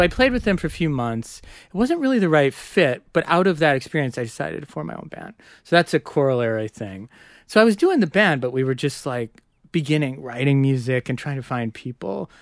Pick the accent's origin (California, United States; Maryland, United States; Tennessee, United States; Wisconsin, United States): Wisconsin, United States; Madison; moved away as an adult; now in New York, United States; I grew up in Madison